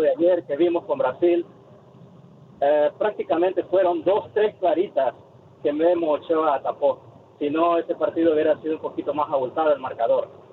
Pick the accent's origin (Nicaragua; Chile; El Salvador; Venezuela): El Salvador; now in Garland, United States; yo soy salvadoreño